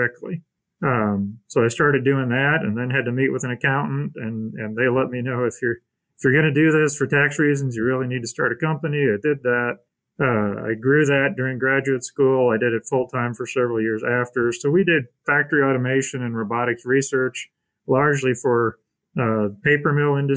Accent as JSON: {"language": "English", "town": "Elkhart", "region": "Indiana", "country": "United States", "tie": "born or raised there", "said": "I grew up mostly in Elkhart, Indiana."}